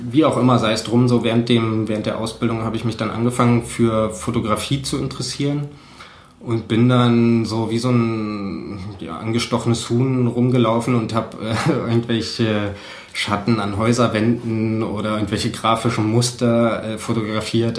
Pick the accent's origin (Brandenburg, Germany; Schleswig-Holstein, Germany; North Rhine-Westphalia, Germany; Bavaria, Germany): Brandenburg, Germany; Cottbus; ich komme aus Cottbus. ich bin 1984 geboren